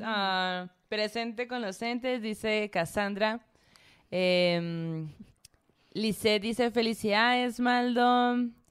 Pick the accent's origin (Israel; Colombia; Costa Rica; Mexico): Mexico; Sonora; yo, la Zoe, la Mara, eh, somos de Sonora